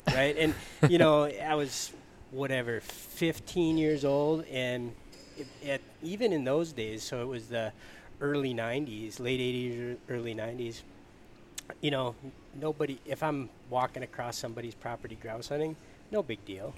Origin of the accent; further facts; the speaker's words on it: Michigan, United States; now in Minnesota, United States; I'm from Michigan